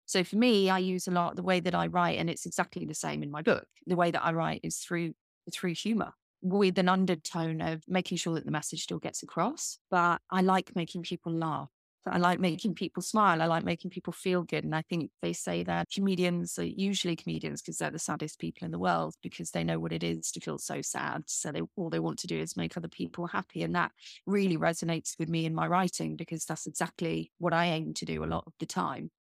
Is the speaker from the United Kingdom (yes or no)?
yes; United Kingdom; I'm British